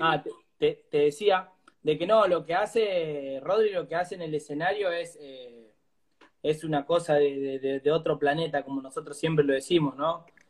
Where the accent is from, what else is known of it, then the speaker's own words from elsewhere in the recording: González Catán, Buenos Aires Province, Argentina; soy de González Catán, Virrey del Pino, zona oeste sería, La Matanza.